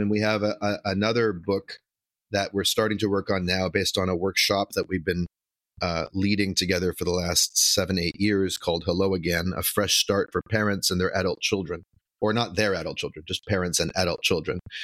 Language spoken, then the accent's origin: English; Vancouver, British Columbia, Canada; moved away as an adult; now in Brooklyn, United States; I'm from Vancouver, Canada, originally.